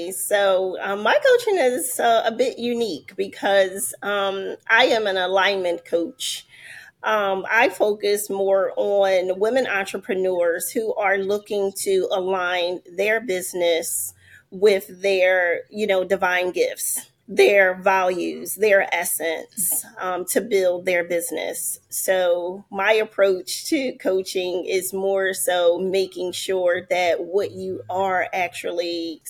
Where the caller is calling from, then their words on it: Philadelphia, Pennsylvania, United States; I am joining from Philadelphia.